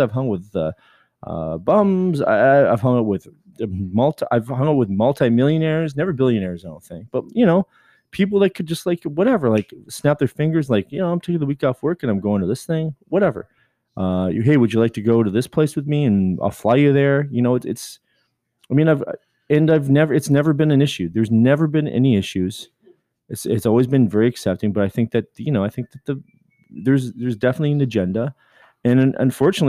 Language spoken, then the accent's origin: English; Canada; I'm Canadian